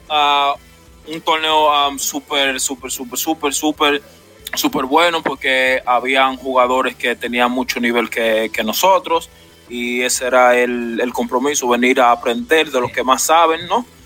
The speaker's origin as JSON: {"language": "Spanish", "town": "Laguna Salada", "region": "Valverde", "country": "Dominican Republic", "moved": "yes", "lives_now": "United States", "said": "de Laguna Salada, provincia de Mao Valverde"}